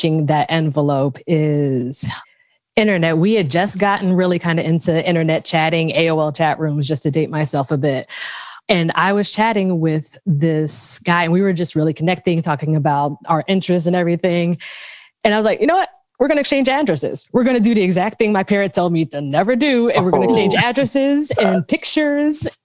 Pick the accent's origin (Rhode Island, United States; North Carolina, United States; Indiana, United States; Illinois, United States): North Carolina, United States; Raleigh; I'm from Raleigh, North Carolina.